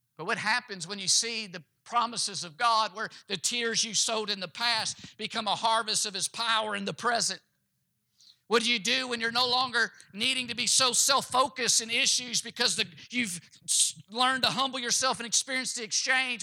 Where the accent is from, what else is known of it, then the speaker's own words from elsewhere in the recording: Kentucky, United States; my home state I was born in, the state of Kentucky